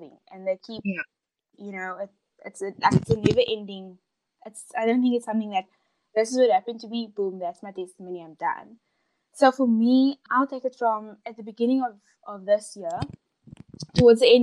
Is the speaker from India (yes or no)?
no; Cape Town, Western Cape, South Africa; So I am born and bred in Cape Town. I've been here my whole life.